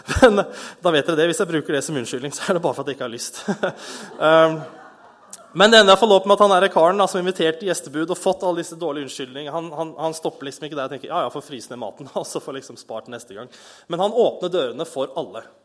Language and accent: Norwegian; Bærum, Akershus, Norway; moved away; also born or lived in Kristiansand; jeg er fra Bærum